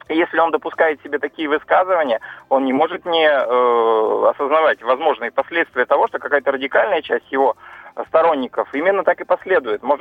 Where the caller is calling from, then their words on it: Yekaterinburg, Sverdlovsk Oblast, Russia; с вами коллеги по выборам, я из Екатеринбурга.